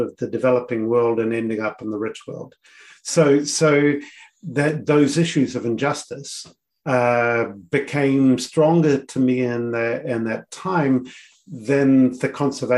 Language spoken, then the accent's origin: English; New Zealand; moved away as an adult; also born or lived in Samoa / United States / United Kingdom; I was always a Kiwi who was enjoying global work, because it was working on a stage that I couldn't do in New Zealand, but very much a Kiwi.